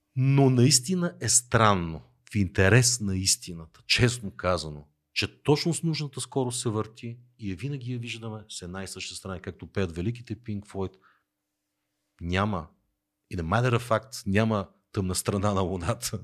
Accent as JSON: {"language": "Bulgarian", "town": "Teteven", "region": "Lovech Province", "country": "Bulgaria", "tie": "born or raised there", "moved": "yes", "said": "родния ми край Тетевен"}